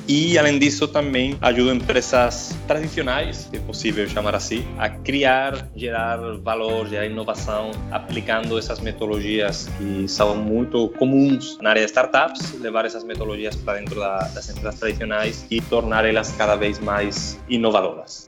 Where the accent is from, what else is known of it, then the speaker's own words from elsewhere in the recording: Spain; Portuguese is a second language; moved away as an adult; also born or lived in Fortaleza, Brazil; now in Teresina, Brazil; Pelo meu sotaque, eu acho que já dá para perceber que, que não sou brasileiro. Sou da, da Espanha, eu levo quase seis anos morando no Brasil